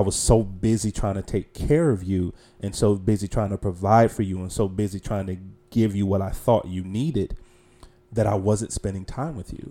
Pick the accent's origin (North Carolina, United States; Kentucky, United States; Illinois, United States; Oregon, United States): North Carolina, United States; Charlotte; I was born and raised in Charlotte, North Carolina.